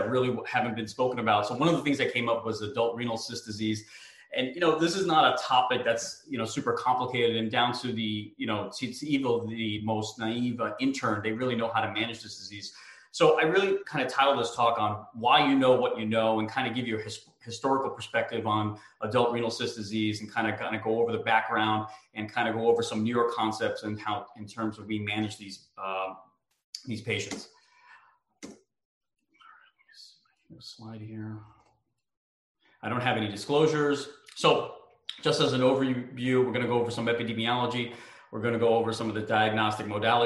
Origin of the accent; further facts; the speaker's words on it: United States; moved away as an adult; I grew up in New York, New Jersey